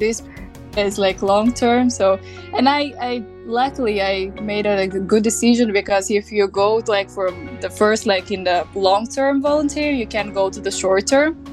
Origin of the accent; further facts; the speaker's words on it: Bitola, North Macedonia; English is a second language; moved away as an adult; now in Zagreb, Croatia; I'm from Bitola, and, and like in Bitola we're speaking differently